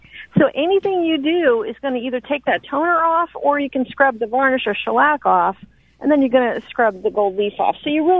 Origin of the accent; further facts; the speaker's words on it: New Orleans, Louisiana, United States; moved away as an adult; now in Natchez, United States; I'm actually from New Orleans originally, where I was an art conservator for 25 years.